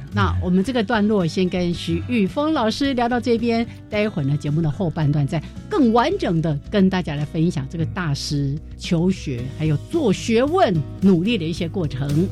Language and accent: Chinese; Changhua County, Taiwan; also born or lived in Berkeley, California, United States; 我彰化人呢，